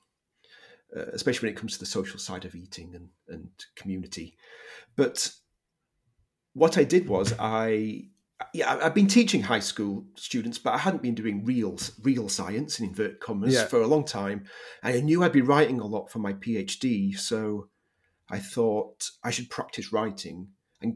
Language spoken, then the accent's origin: English; Leeds, Yorkshire and the Humber, United Kingdom; moved away; also born or lived in Manchester / St. Louis, Missouri; I'm from Yorkshire, from Leeds in Yorkshire.